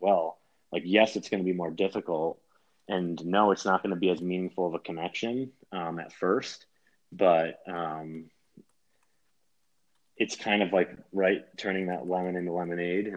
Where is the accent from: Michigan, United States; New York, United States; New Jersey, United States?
New York, United States; As a New Yorker